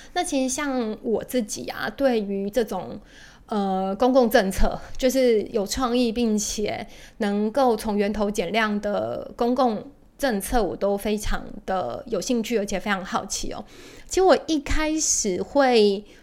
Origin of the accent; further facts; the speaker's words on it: Taiwan; 我们台湾人应该都蛮熟悉的